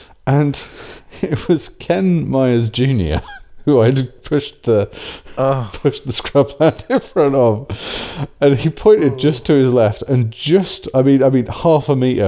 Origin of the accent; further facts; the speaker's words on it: England, United Kingdom; being English